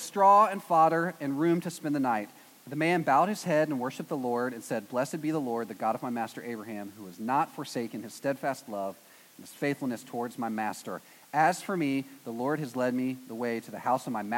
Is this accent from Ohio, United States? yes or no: no; East Texas, United States; I'm from East Texas, which is basically Arkansas